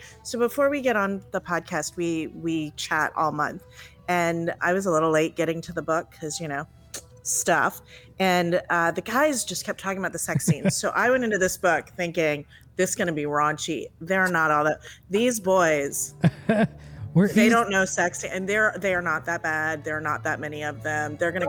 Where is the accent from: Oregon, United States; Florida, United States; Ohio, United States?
Florida, United States; Miami; I'm in Florida, and I grew up in, I'm in Central Florida, but I grew up in Miami.